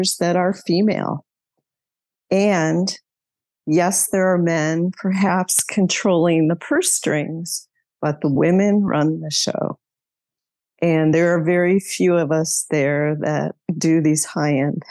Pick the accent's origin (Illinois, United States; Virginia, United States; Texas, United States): Illinois, United States; outside of Chicago; moved away as an adult; I grew up outside of Chicago